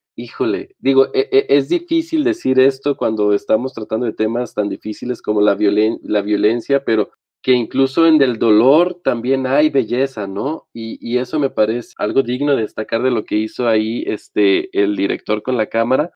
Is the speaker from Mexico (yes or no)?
yes; Mexico; Nosotros, pues, evidentemente como mexicanos que viven en este país